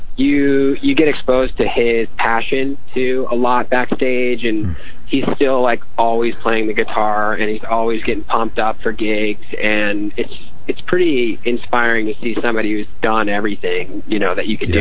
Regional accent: Albany, New York, United States; moved away as an adult; now in Los Angeles, United States; I'm from uh, upstate New York. Actually, I'm from Albany

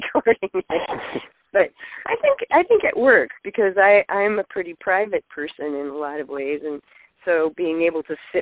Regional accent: Seattle, Washington, United States; also born or lived in Chicago; I moved from Chicago back home to Seattle

